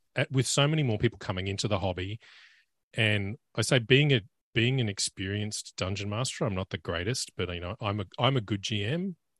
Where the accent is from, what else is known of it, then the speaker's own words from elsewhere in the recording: Australia; as an Australian